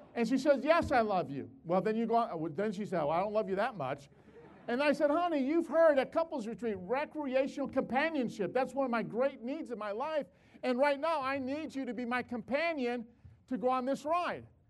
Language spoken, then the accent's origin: English; Chicago, Illinois, United States; moved away; also born or lived in West Palmdale; I'm from Chicago. In Chicago, there's no mountains